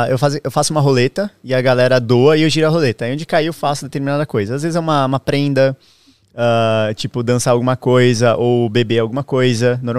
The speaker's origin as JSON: {"language": "Portuguese", "town": "Balneário Camboriú", "region": "Santa Catarina", "country": "Brazil", "tie": "born or raised there", "also_born_or_lived": "Santos", "moved": "yes", "said": "Eu é sou natural de Balneário Camboriú, nasci lá. E desde o começo da pandemia, nunca mais fui para lá, né?"}